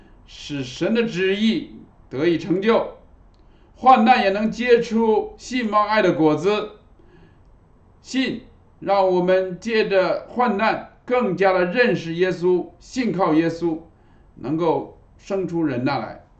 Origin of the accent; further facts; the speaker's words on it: Fujian, China; 我们从福建来的，我们知道啊，福建的榕树是很有名的啊。